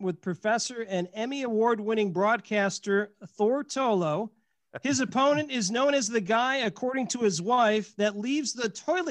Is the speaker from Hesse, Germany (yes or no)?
yes; Frankfurt, Hesse, Germany; born there; I was born in Frankfurt, Germany, and graduated from Baylor University.